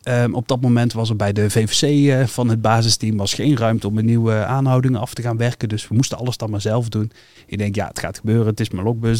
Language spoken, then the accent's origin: Dutch; North Brabant, Netherlands; bij ons in Brabant